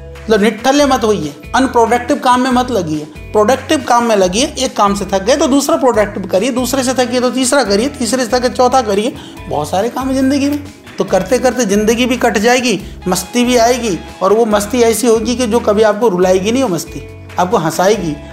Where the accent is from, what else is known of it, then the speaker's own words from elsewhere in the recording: Nagpur, Maharashtra, India; मैं नागपुर से आया हूँ मेरी उम्र तीस साल है